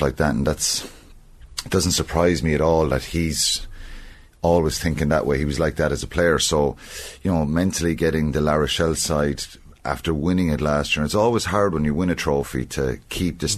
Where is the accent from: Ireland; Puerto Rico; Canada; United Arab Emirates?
Ireland